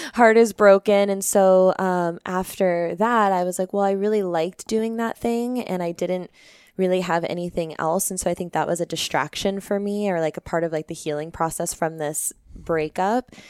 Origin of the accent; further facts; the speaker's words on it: Peoria, Arizona, United States; also born or lived in Phoenix, Arizona / Anthem, Arizona / Tempe, Arizona / Maricopa, Arizona; born and raised in Arizona. Um, I grew up in Peoria